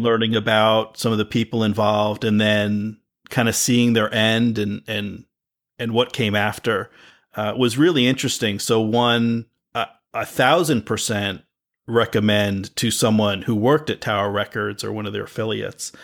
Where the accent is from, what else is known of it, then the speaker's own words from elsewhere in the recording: East Coast, United States; I grew up on the East Coast